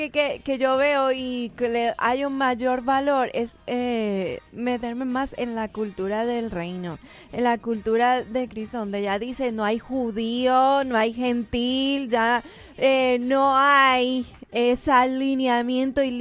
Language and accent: Spanish; Colombia; es el país donde yo nací, en donde yo crecí, donde eh, Dios dispuso y donde a Él le plujo que yo naciera.